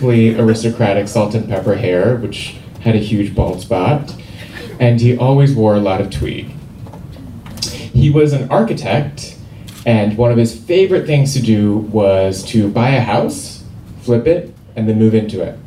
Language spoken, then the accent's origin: English; Seoul, South Korea; moved away; I grew up in Seoul, South Korea